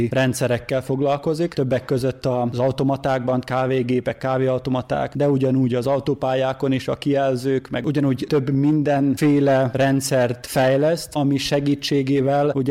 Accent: Mužlja, Vojvodina, Serbia; moved away as an adult; also born or lived in Zrenjanin / Zagreb; Muzslai származású vagyok

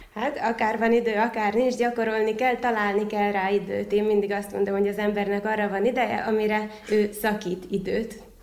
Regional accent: Vojvodina, Serbia; also born or lived in Szeged; itt a saját szülővárosomban

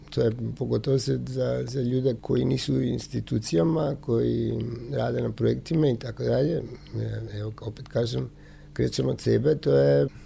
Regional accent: North Macedonia; isto i kod nas u Makedoniji

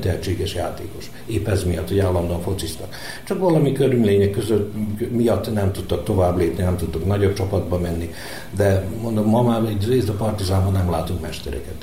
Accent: Vojvodina, Serbia; itt a pályától 5 méterre van a mi házunk, tehát én itt, itt születtem majdnem a pályán, úgyhogy kiskorom óta labdaszedő

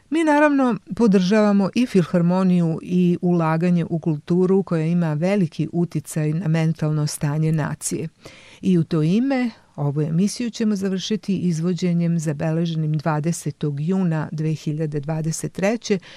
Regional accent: Serbia; kod nas u Srbiji

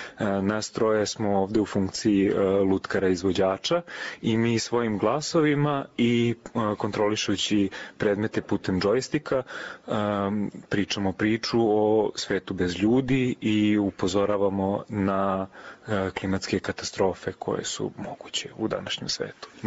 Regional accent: Belgrade, Serbia; also born or lived in Novi Sad / Norway / Shanghai; ja sam glumac iz Beograda.

